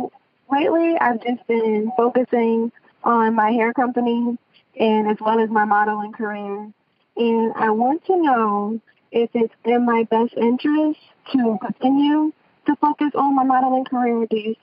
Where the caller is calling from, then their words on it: Ocala, Florida, United States; I'm calling in from Ocala, Florida.